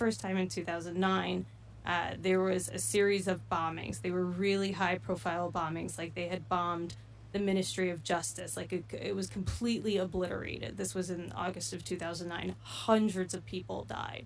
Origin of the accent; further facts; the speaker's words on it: Bergen County, New Jersey, United States; I grew up in Bergen County, New Jersey